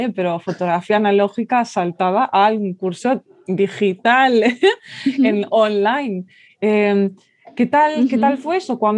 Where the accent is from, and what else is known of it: Mallorca, Balearic Islands, Spain